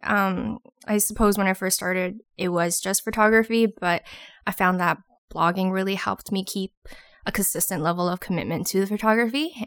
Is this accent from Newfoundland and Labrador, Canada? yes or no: no; Toronto, Ontario, Canada; moved away as an adult; now in Ottawa, Canada; I'm originally from Toronto, but I live in Ottawa now